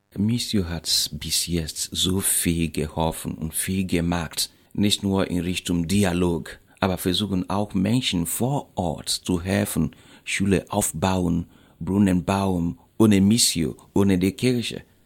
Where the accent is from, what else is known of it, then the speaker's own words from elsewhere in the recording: Nigeria; German is a second language; moved away as an adult; now in Goch, Germany; meiner Heimat Nigeria